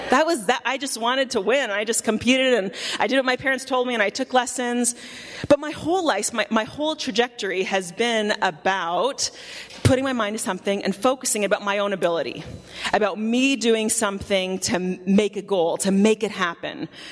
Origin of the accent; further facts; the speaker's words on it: Canada; moved away; I grew up in Canada